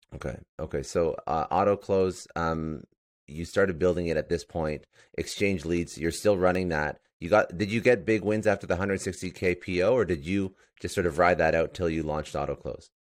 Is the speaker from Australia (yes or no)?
no; Toronto, Ontario, Canada; now in Fort Lauderdale, United States